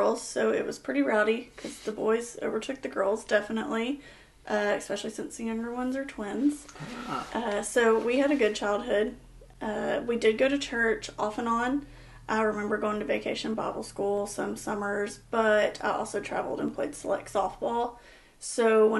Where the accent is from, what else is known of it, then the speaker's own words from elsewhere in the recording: Angleton, Texas, United States; moved away as an adult; now in West Columbia, United States; I am from Angleton. Grew up in Angleton, graduated high school in Angleton